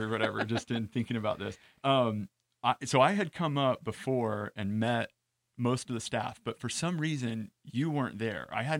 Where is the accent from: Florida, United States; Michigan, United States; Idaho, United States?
Idaho, United States; Boise; moved away as an adult; now in California, United States; I knew I wanted to come to California. I'm originally from Boise, Idaho